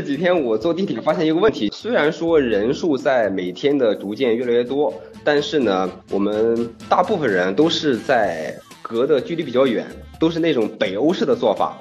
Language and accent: Chinese; Dezhou, Shandong, China; now in Shanghai, China; 我到山东德州